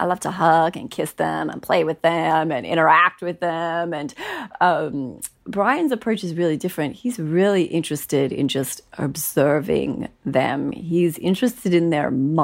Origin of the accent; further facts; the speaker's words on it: Australia; moved away as an adult; now in North Carolina, United States; growing up in Australia